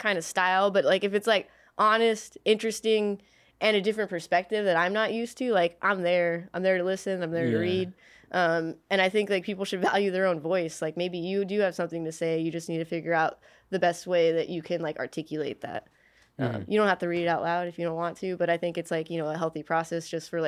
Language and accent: English; California, United States; also born or lived in Cerritos; I grew up all over Southern California. So I was born in Cerritos. I lived there until I was about 7. I've lived in all the counties. I live in LA County, Orange County, Riverside County.